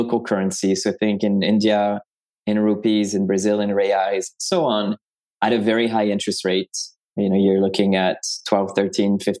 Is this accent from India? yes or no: no; France; moved away as an adult; now in United States; I was myself an international student from France to the US. I was born in France.